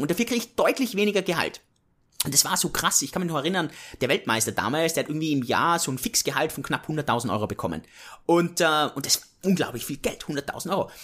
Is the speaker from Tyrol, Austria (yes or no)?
yes; Innsbruck, Tyrol, Austria; Ich komme aus Innsbruck, aus den Bergen